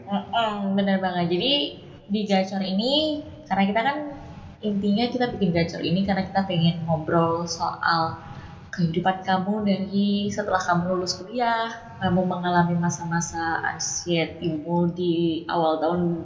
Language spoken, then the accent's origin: Indonesian; Java, Indonesia; kita berdua dari Jawa